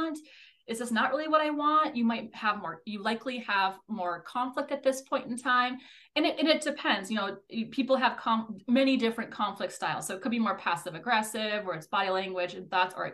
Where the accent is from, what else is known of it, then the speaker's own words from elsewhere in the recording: Minnesota, United States; I'm a Minnesotan